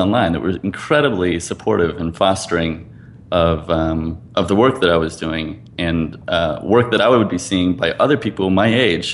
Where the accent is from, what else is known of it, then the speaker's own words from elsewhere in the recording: East Coast, United States; I grew up on the East Coast